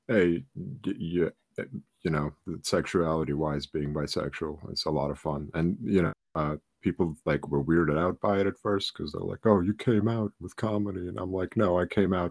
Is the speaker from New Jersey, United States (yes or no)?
yes; New Jersey, United States; also born or lived in Ukraine; I grew up in New Jersey.